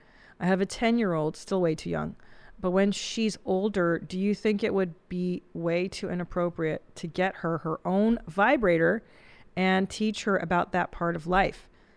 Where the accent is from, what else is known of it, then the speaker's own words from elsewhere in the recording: Canada; I'm from Canada.